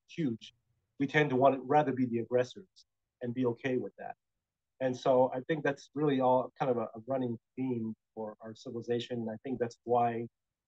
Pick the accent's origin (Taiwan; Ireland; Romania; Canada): Taiwan; moved away; when I grew up in Taiwan, before I moved away